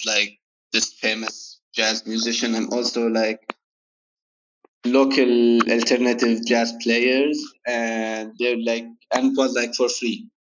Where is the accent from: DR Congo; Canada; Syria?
Syria; Damascus, Damascus Governorate; moved away; I grew up in Damascus